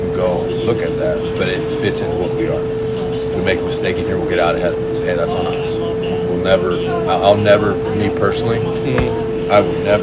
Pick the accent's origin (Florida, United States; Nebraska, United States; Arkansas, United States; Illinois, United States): Nebraska, United States; Grand Island; I grew up in Grand Island. Just a smaller community